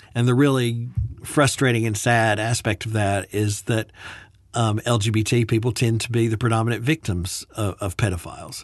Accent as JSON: {"language": "English", "town": "Birmingham", "region": "Alabama", "country": "United States", "tie": "born or raised there", "moved": "yes", "said": "a private Baptist university in Alabama, um, in Birmingham where I had grown up"}